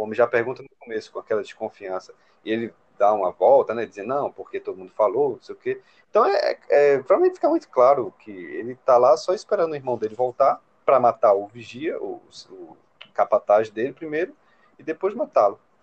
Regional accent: interior of Pernambuco, Brazil; moved away as an adult; now in Recife, Brazil; sou do interior de Pernambuco, uma cidade de 20 mil habitantes, que eu estou justamente aqui hoje

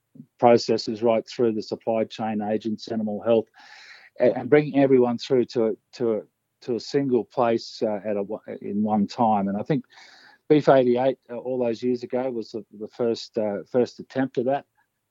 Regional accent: Esk, Queensland, Australia; originated in the Brisbane Valley. I was born in Esk, and … had property at Bryden initially, which was resumed by the Wivenhoe Dam about 1974.

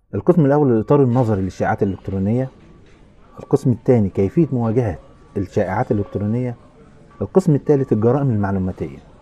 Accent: Asyut, Asyut Governorate, Egypt; عندنا في اسيوط يعني في البلد

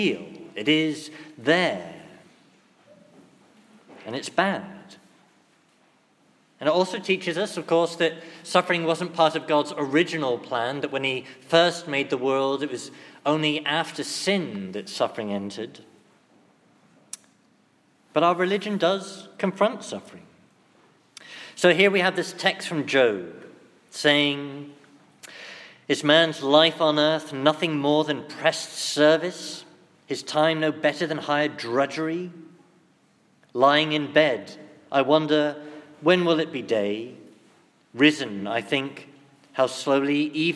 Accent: England, United Kingdom; being English

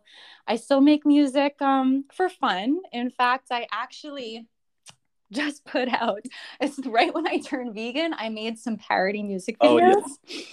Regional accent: New York, United States; now in Florida, United States; I've only been here in Florida for a short while. I still have my place in New York, and I am still a New Yorker.

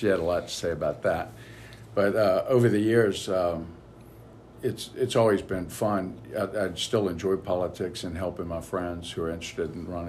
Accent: Alexandria, Louisiana, United States; moved away as an adult; also born or lived in New Orleans, Louisiana; now in Monroe, United States; I grew up in Alexandria and graduated from Ash, Alexandria Senior High.

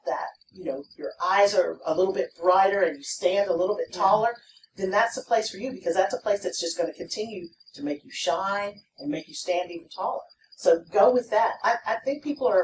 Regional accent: Palacios, Texas, United States; moved away as an adult; also born or lived in Austin, Texas; my dorm was almost as large as my hometown

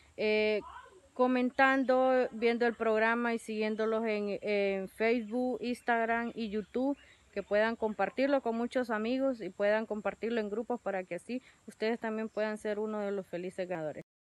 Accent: Honduras; soy de Honduras

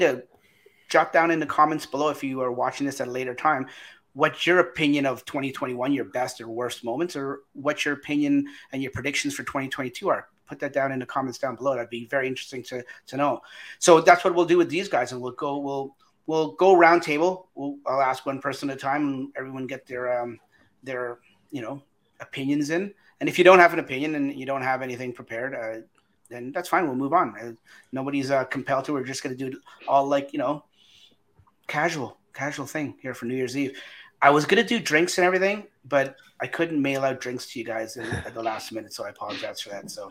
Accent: Canada; we're all Canadian

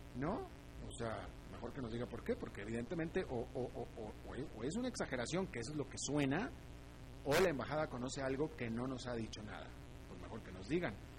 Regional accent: United States; now in Costa Rica; se lo digo como estadounidense que soy

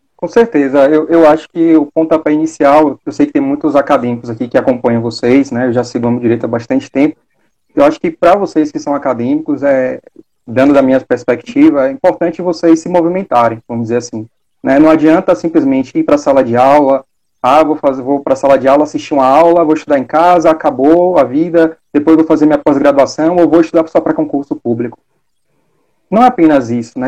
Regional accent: Salvador, Bahia, Brazil; eu sou daqui de Salvador

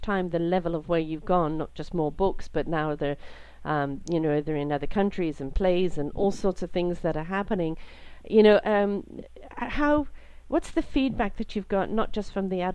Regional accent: Canada; I'm from Canada.

